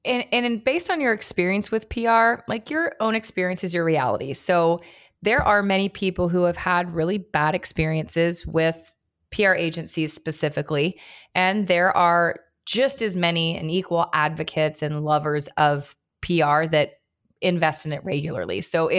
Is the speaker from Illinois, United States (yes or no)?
no; Cincinnati, Ohio, United States; I grew up in Cincinnati as well.